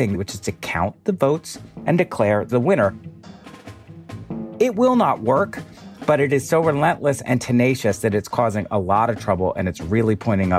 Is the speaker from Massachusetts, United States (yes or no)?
no; Pennsylvania, United States; Pennsylvania, sure. Good state. My home state, I will have you know.